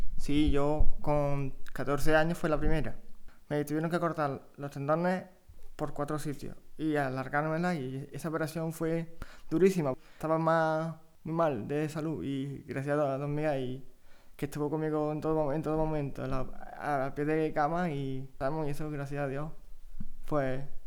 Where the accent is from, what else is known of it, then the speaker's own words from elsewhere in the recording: Cabra, Andalusia, Spain; also born or lived in Córdoba; yo soy de Córdoba, nací en Cabra